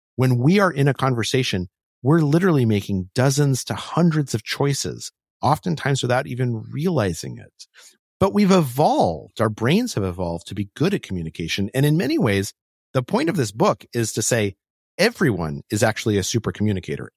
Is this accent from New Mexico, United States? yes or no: yes; Albuquerque, New Mexico, United States; I grew up in Albuquerque, New Mexico